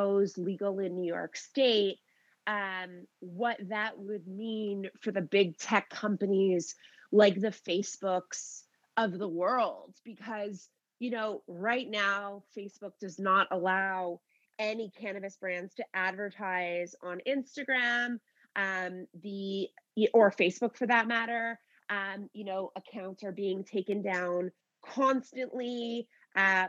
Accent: Canada; I'm Canadian

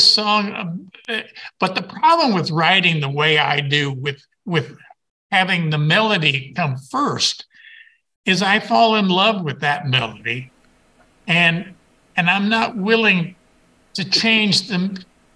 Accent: New Mexico, United States; I'm from New Mexico

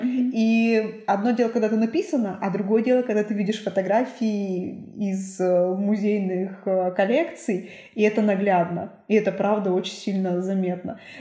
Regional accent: Suksunsky District, Perm Krai, Russia; now in Cherdyn, Russia; я родилась в Суксунском районе

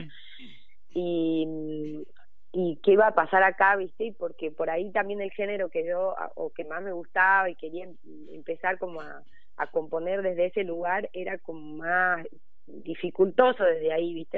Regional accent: Jujuy, Argentina; also born or lived in Córdoba, Argentina; now in Buenos Aires, Argentina; yo nací ahí en Jujuy

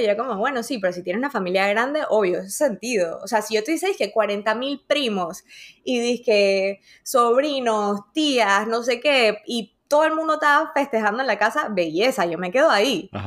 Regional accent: Panama; moved away; also born or lived in Dominican Republic; después nos mudamos y al principio eh, íbamos, o sea, nos mudamos a Panamá

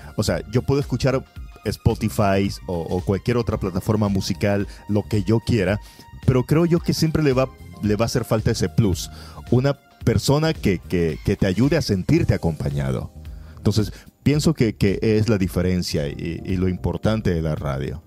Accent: Guayaquil, Guayas, Ecuador; also born or lived in Naranjal, Ecuador; yo soy guayaquileño, pero viví cuatro años allá

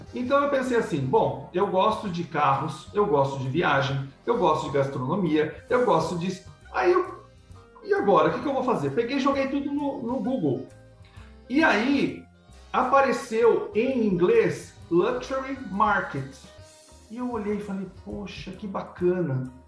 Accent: Piracicaba, São Paulo, Brazil; now in Paraguay; Eu nasci em Piracicaba, São Paulo

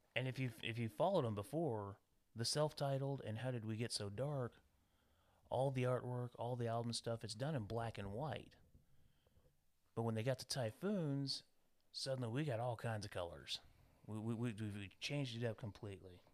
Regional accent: United States; being American

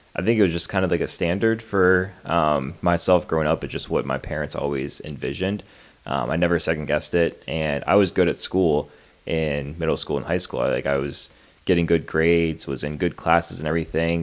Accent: Pennsylvania, United States; also born or lived in Maryland; I was born in Maryland, and honestly, I don't re- really remember too much about living in Maryland. Moved to Pennsylvania at a very young age. Grew up in Pennsylvania pretty much my whole life

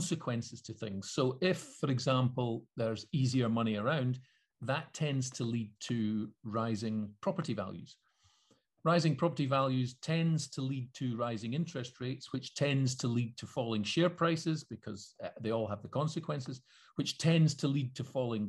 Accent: Scotland, United Kingdom; being Scottish

